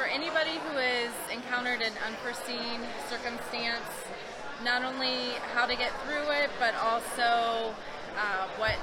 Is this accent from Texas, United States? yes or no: no; Ohio, United States; I'm originally from Ohio